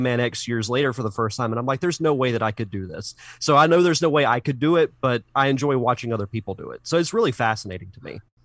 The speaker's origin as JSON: {"language": "English", "town": "Pensacola", "region": "Florida", "country": "United States", "said": "I'm from Pensacola, Florida"}